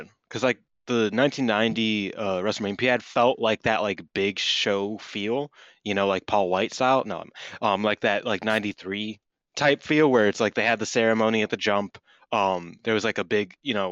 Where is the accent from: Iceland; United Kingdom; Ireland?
Ireland; I'm Irish